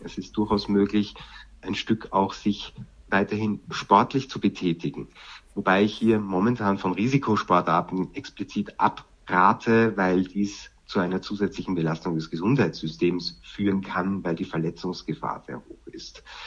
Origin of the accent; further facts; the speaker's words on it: Vienna, Austria; now in Germany; Ich komme ja ursprünglich aus Wien